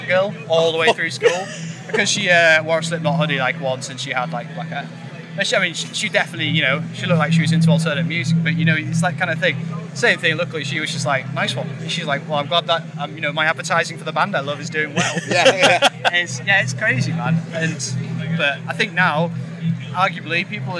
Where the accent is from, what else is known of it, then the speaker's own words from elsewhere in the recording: York, Yorkshire and the Humber, United Kingdom; we grew up in a small town, we grew up in York